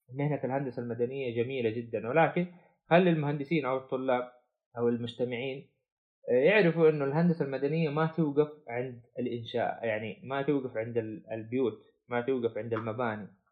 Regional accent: Saudi Arabia; عندنا في السعودية

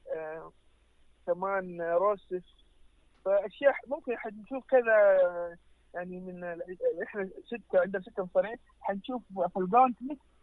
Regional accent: Saudi Arabia; احنا كجمهور سعودي عربي

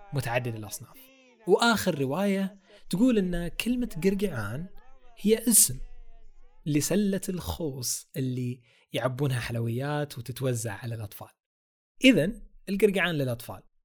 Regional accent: Eastern Province, Saudi Arabia; هذه حقتنا عندنا في الشرقية

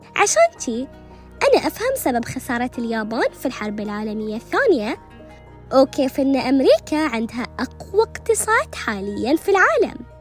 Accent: United Arab Emirates; accent: Emirati; رمستنا ولهجتنا الإماراتية

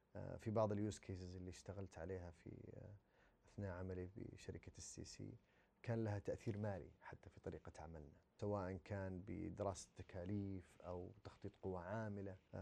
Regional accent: Saudi Arabia; عندنا في السعوديه

